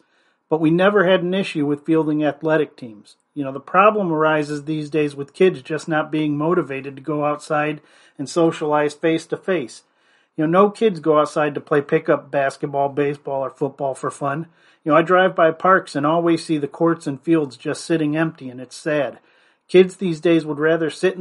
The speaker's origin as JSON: {"language": "English", "town": "Fairport Harbor", "region": "Ohio", "country": "United States", "tie": "born or raised there", "said": "my alma mater, Fairport Harbor Harding High School"}